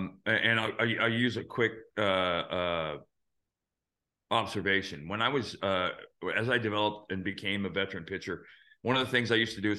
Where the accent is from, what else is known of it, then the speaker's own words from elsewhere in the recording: Phoenix, Arizona, United States; And I grew up in Phoenix, where I was playing for the Diamondbacks.